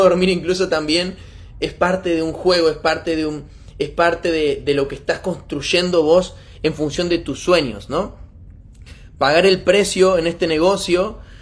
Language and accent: Spanish; Argentina; soy argentino